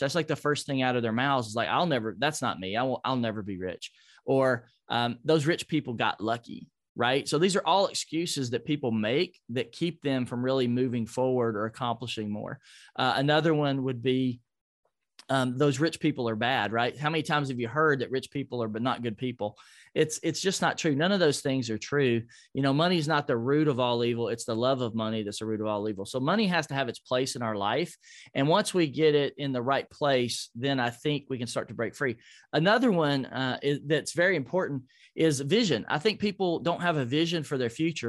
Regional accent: Nashville, Tennessee, United States; Nashville, my hometown

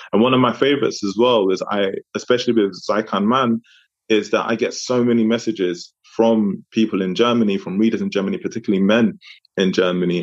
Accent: London, United Kingdom; also born or lived in Democratic Republic of the Congo; I was from Congo, Francophone African country, but grew up in London

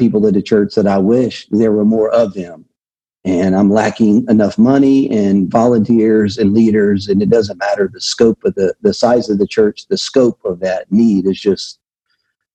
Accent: Louisiana, United States; moved away as an adult; I am originally from Louisiana

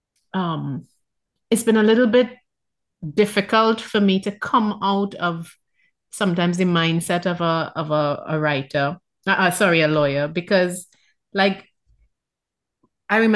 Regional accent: Trinidad & Tobago; I'm from Trinidad

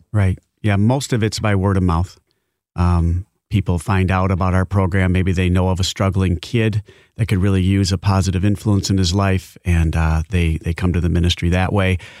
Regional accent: Grandville, Michigan, United States; now in Georgetown Township, United States; I grew up in the, uh, Granville area

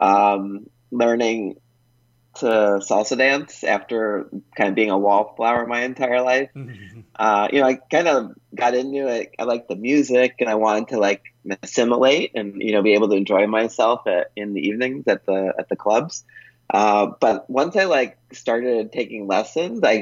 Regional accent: United States; moved away as an adult; also born or lived in Colombia; an American living as an expat in Colombia

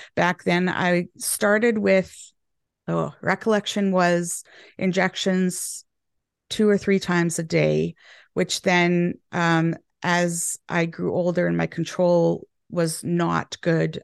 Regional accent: Canada; moved away as an adult; now in England, United Kingdom; I'm Canadian now living in England and they have changed my language a little bit.

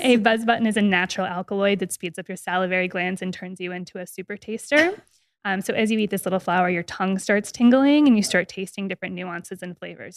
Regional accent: Las Vegas, Nevada, United States; I'm born and raised in Las Vegas

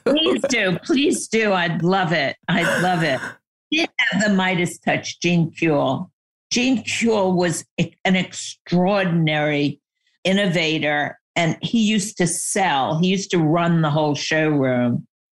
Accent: New York, United States; I grew up in New York, and my dad was in the fashion industry

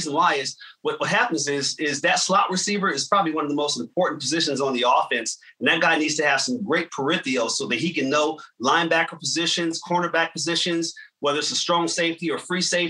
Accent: Trenton, New Jersey, United States; But I'm actually originally from Trenton, New Jersey.

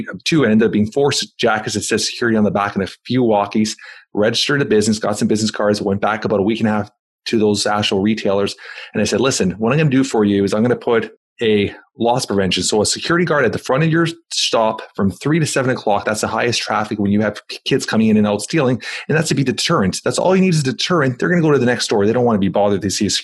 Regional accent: Toronto, Ontario, Canada; I'm from Toronto, Canada

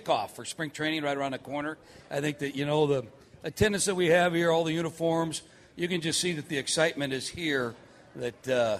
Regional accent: Cupertino, California, United States; moved away; I was from Cupertino right down the road. And when I got called up, they kind of nicknamed me

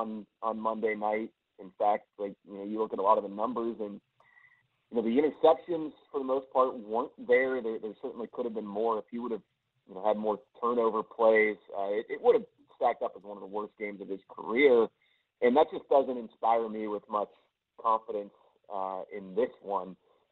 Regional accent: Pittsburgh, Pennsylvania, United States; growing up in Pittsburgh.

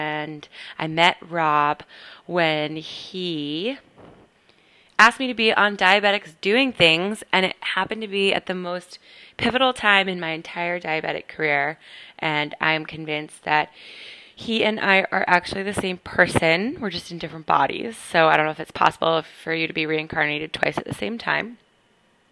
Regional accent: Portland, Maine, United States; moved away as an adult; also born or lived in North Carolina / Boston, Massachusetts; now in Brooklyn, New York, United States; I am originally from Portland, Maine, but I've lived all over

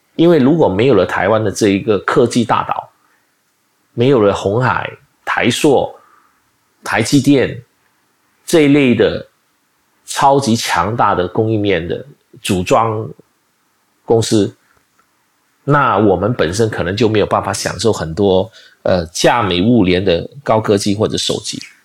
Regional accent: Malaysia; 我马来西亚人

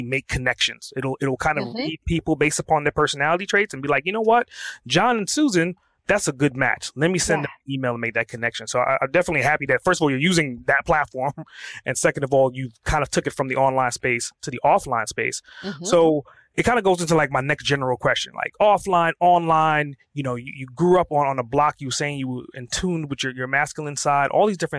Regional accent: New York City, New York, United States; I grew up in Brooklyn.

